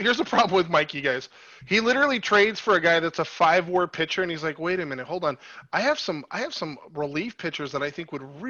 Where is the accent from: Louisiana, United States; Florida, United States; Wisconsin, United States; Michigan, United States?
Louisiana, United States; New Orleans; But sorry, I'm from the French Quarter, so, you know, obviously we're all about lefties.